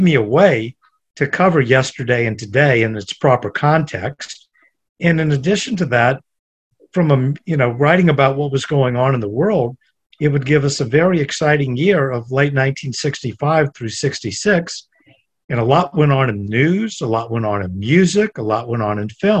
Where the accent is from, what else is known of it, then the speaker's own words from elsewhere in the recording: United States; I grew up in the United States